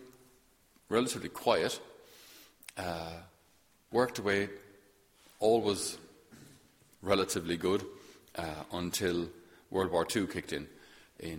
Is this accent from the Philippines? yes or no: no; Thurles, Munster, Ireland; I'm from Thurles in Tipperary